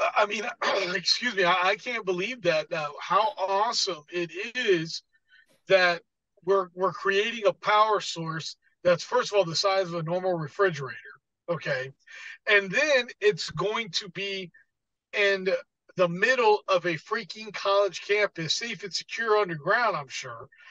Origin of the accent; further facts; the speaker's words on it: United States; as an American